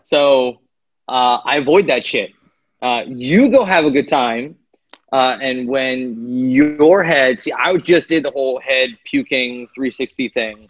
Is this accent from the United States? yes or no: yes; United States; I'm American.